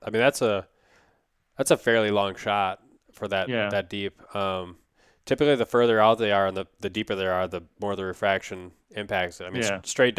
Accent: Wisconsin, United States; it growing up in Wisconsin and a couple times since I've come to Minnesota, but typically it's always been either during the spawn for carp when they're just kind

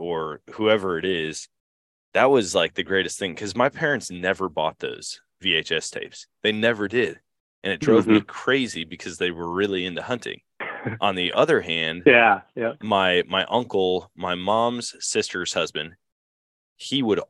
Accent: Eau Claire, Wisconsin, United States; moved away; I grew up in Wisconsin or in Eau Claire

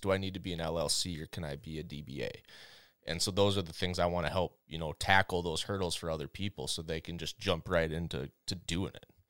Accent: Minnesota, United States; I grew up in Minnesota

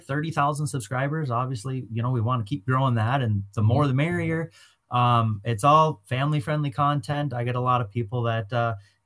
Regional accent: Oshkosh / Omro, Wisconsin, United States; I just pretty much grew up on the ice, on the water. And when we moved to Oshkosh or Omro, we lived like right by the Fox River

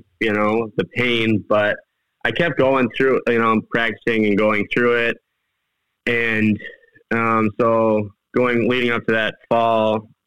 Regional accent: southwestern Wisconsin, United States; I've been hunting in southwestern Wisconsin my whole life.

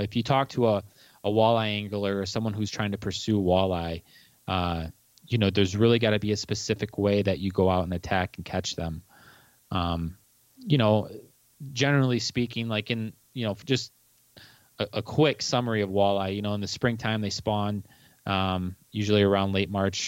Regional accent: Monroe, Michigan, United States; I grew up down in Southeast Michigan, in Monroe, and, you know, Monroe borders Lake Erie

